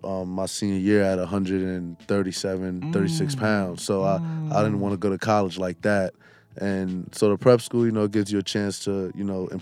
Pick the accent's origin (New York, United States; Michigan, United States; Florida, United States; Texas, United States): New York, United States; New York City; my family uptown is big, but I grew up in Brooklyn, okay. So I always tell everybody, you know, I'm from Brooklyn.